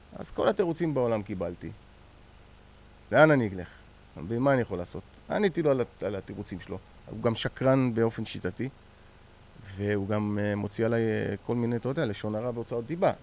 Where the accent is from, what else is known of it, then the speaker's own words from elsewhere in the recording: Israel; אנחנו מישראל